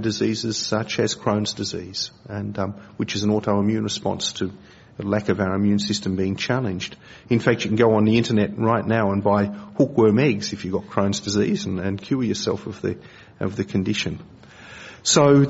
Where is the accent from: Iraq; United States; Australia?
Australia; I'm an Aussie